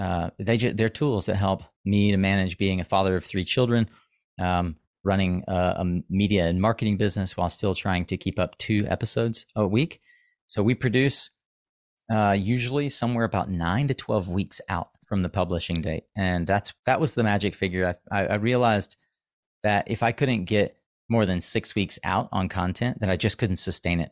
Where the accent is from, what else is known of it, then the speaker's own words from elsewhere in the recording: the Carolinas, United States; I'm from the Carolinas